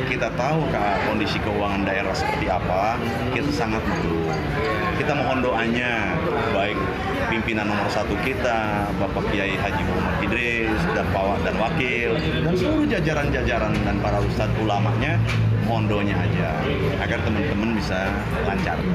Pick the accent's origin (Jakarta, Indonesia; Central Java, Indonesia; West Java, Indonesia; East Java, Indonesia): Jakarta, Indonesia; Selebihnya ketika saya sebagai orang Betawi menerima kehadiran tamu